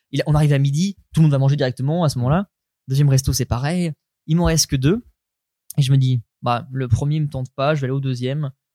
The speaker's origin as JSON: {"language": "French", "town": "Caen", "region": "Normandy", "country": "France", "said": "moi, je suis de Caen"}